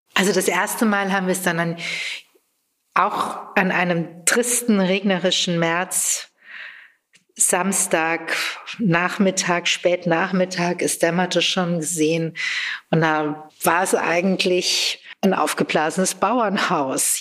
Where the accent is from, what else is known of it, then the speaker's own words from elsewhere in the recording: Frankfurt, Hesse, Germany; moved away as an adult; also born or lived in Berlin; now in Buschhof, Germany; Wir kommen aus Frankfurt beide und ich habe einige Jahre in Berlin gelebt